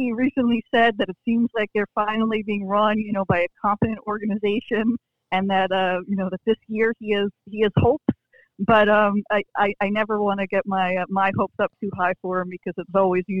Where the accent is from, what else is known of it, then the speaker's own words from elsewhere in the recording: New Jersey, United States; also born or lived in New York; So I was born in New York, raised in New Jersey, but right now I'm actually in Puerto Rico.